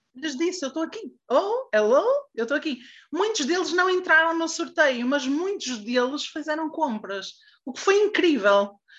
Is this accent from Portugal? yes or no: yes; Santa Maria da Feira, Norte, Portugal; Eu sou de Santa Maria da Feira